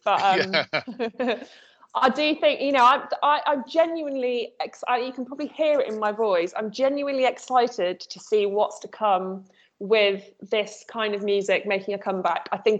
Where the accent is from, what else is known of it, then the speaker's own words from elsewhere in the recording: Nottingham, East Midlands, United Kingdom; moved away; also born or lived in London; I'm also from the Midlands. I'm from Nottingham.